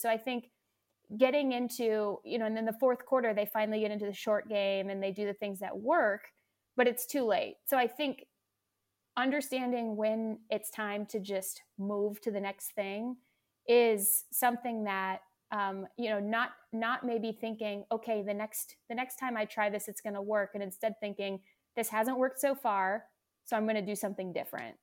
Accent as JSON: {"language": "English", "region": "West Coast", "country": "United States", "tie": "born or raised there", "also_born_or_lived": "Seattle / North Carolina", "moved": "as an adult", "lives_now": "Southern California, United States", "said": "I grew up out on the West Coast"}